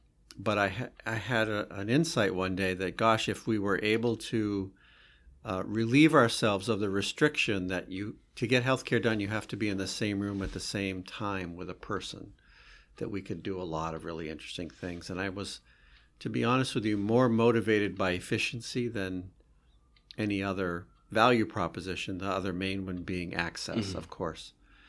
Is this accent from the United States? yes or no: yes; Vermont, United States; I grew up in Vermont in a very sort of simple household.